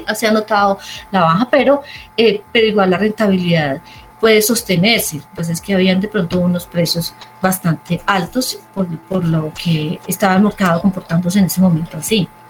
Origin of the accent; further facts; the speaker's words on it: Armenia, Quindío, Colombia; soy de Armenia